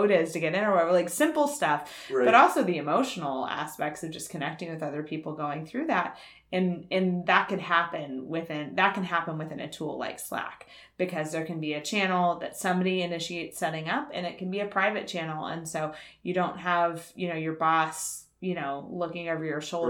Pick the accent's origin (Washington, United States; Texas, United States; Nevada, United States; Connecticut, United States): Texas, United States; now in Bay Area, United States; I've lived in the Bay Area since 2005, but I'm originally from Texas.